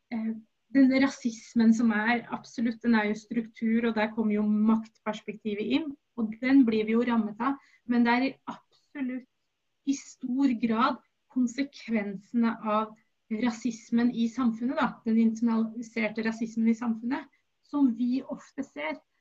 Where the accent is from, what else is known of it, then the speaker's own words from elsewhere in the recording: Oslo, Norway; Jeg er norsk-somalier, født i Oslo